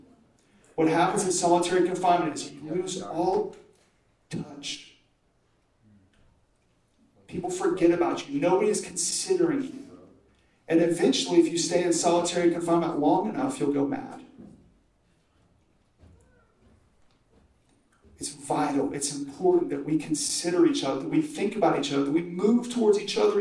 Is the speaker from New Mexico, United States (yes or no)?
no; Oklahoma, United States; I'm from Oklahoma.